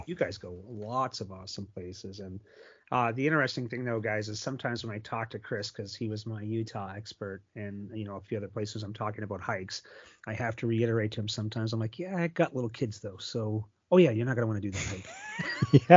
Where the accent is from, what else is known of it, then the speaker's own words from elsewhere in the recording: Sault Ste. Marie, Ontario, Canada; I grew up in Sault Ste. Marie, Ontario